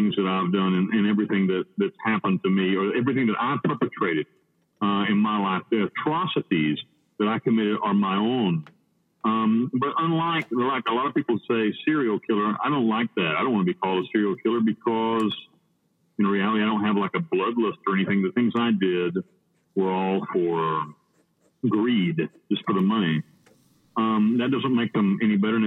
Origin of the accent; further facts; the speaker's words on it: Western North Carolina, United States; moved away as an adult; now in Panama; I grew up in Western North Carolina